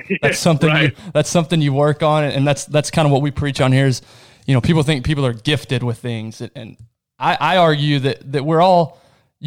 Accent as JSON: {"language": "English", "town": "Abilene", "region": "Texas", "country": "United States", "tie": "born or raised there", "moved": "yes", "said": "back in Abilene, where my hometown"}